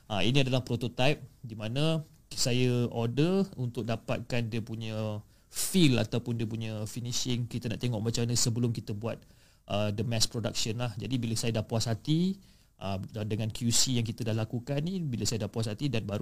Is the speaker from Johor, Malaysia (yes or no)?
yes; Johor, Malaysia; dan saya berasal dari Johor